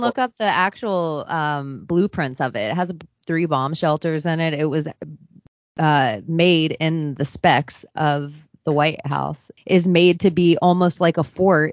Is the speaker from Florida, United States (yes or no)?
yes; Palm Beach, Florida, United States; I'm from Palm Beach, Florida.